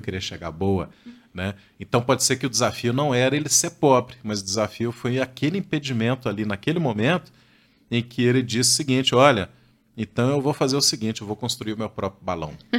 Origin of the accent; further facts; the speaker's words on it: Minas Gerais, Brazil; eu sou das Minas Gerais